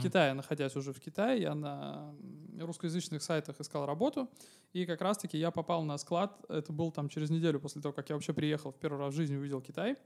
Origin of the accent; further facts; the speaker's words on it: Saint Petersburg, Russia; я из Санкт-Петербурга